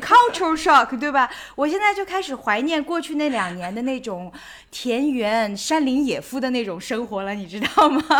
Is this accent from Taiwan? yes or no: no; China; 我们中国人